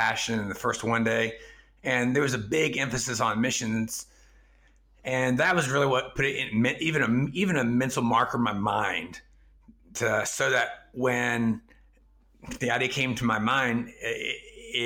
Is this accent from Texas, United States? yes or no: yes; East Texas, United States; first language English; moved away as an adult; also born or lived in China; I grew up in East Texas, which is an honor shame culture in its own right.